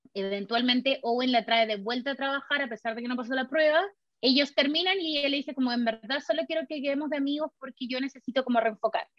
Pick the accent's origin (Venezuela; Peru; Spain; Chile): Chile; moved away as an adult; now in California, United States; yo dejé todo atrás en mi país